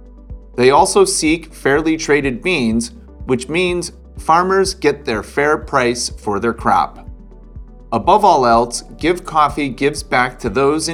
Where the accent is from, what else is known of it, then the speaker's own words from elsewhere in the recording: Connecticut, United States; I'm a Connecticut boy too.